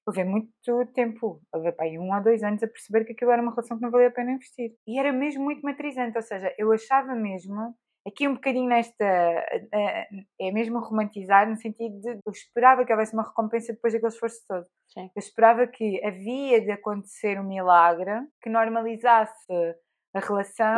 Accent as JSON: {"language": "Portuguese", "region": "Alentejo", "country": "Portugal", "tie": "born or raised there", "said": "eu cresci no Alentejo"}